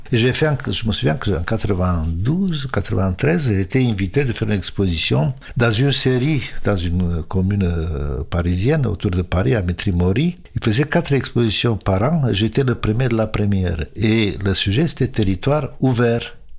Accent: Romania; moved away as an adult; now in France; j'avais jamais rêvé de quitter la Roumanie

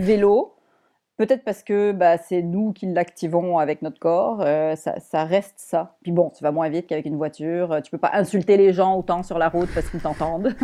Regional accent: Montreal, Quebec, Canada; also born or lived in Paris, France; je suis québécoise

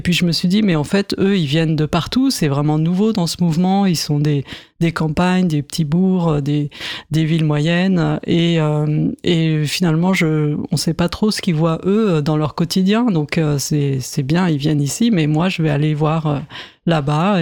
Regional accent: Paris, Île-de-France, France; je suis de Paris

